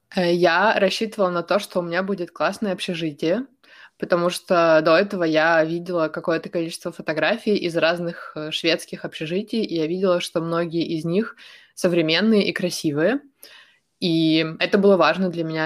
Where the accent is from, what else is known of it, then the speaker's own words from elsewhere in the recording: Ukraine; moved away; also born or lived in Sweden; я из Украины, из э, довольно большого города